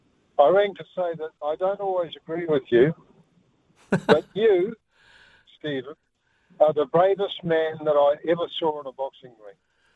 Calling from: Christchurch, Canterbury, New Zealand

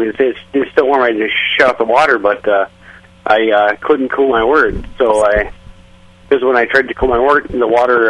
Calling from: Minnesota, United States

